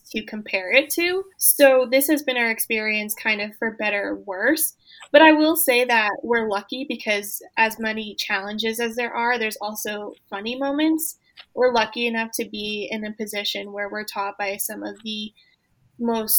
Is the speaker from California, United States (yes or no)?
no; Newburgh, New York, United States; moved away as an adult; now in Albany, United States; I'm from Newburgh originally